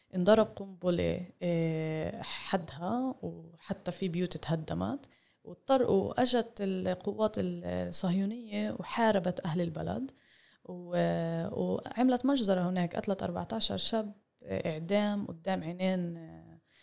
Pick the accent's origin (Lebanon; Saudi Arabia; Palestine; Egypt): Palestine; مستقبلنا كفلسطينيين